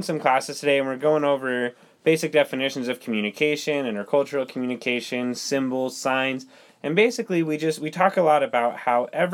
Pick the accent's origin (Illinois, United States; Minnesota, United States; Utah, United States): Utah, United States; I'm from the city of Dreamsland in Utah